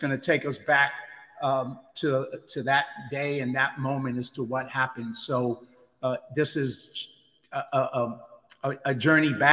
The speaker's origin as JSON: {"language": "English", "town": "New York City", "region": "New York", "country": "United States", "tie": "born or raised there", "said": "I grew up in poverty in the South Bronx"}